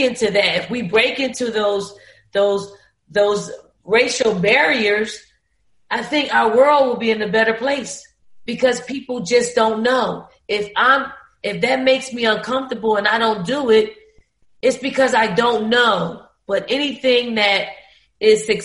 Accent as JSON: {"language": "English", "town": "Philadelphia", "region": "Pennsylvania", "country": "United States", "tie": "born or raised there", "said": "growing up in the Raymond Rosen Projects"}